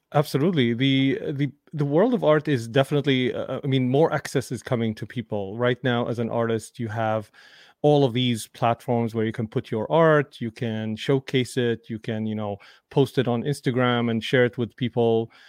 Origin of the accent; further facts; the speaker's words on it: Damascus, Damascus Governorate, Syria; moved away; I grew up in Damascus, Syria